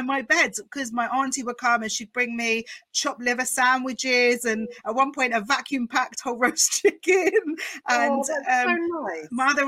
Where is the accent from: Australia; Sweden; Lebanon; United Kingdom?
United Kingdom; Essex, East of England; two Essex Jews